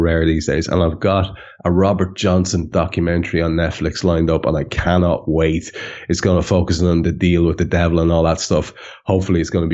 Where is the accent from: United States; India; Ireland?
Ireland; being an Irish country boy from a classless society with a little bit of a Republican sort of a scent in the air all my youth